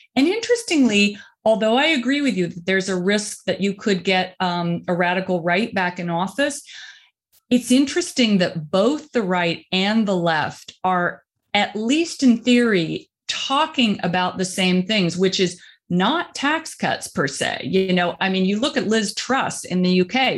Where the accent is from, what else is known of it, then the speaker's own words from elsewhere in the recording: rural Indiana, United States; moved away; I'm from Indi-, rural Indiana